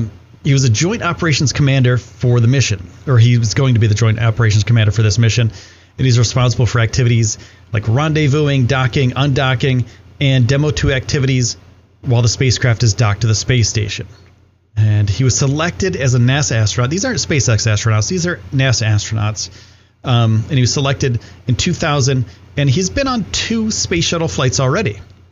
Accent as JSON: {"language": "English", "region": "New York", "country": "United States", "said": "So he was, and this is pretty cool because I'm from New York."}